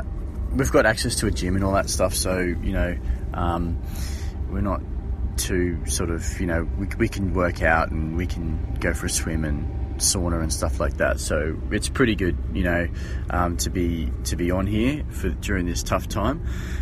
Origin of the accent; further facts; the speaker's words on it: Australia; Hey, Johnny … I'm Australian.